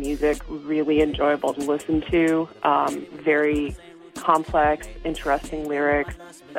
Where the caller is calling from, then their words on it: Fredonia, New York, United States; I am calling from Fredonia, New York.